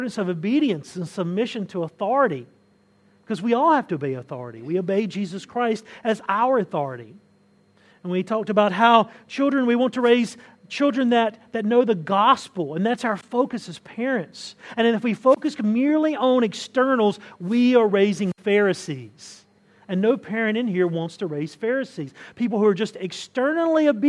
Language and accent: English; Southern U.S., United States; I can always identify myself as a Southerner if I want to. Southern U.S., we identify ourselves as a specific group